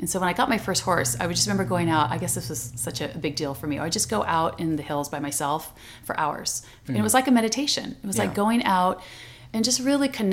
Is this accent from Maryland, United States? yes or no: no; Orange County, California, United States; when I grew up in Orange County, which is not that far from here, and it was very Caucasian, it was the 60s, mid-60s